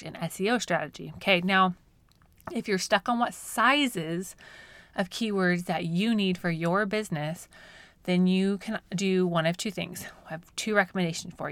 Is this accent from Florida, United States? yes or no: no; Colorado, United States; now in Oklahoma, United States; I grew up in Colorado, mostly trout fishing. And so when we moved to Oklahoma